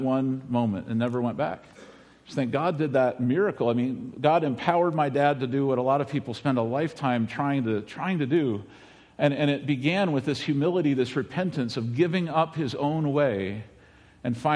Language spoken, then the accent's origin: English; United States; this is where I grew up in Medina County